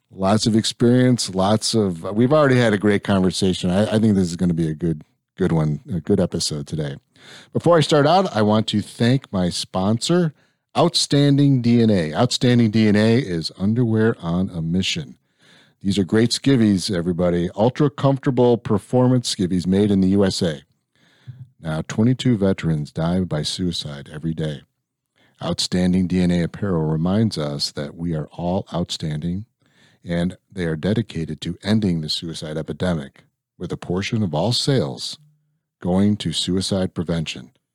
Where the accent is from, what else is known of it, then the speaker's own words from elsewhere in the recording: Illinois, United States; I grew up in Illinois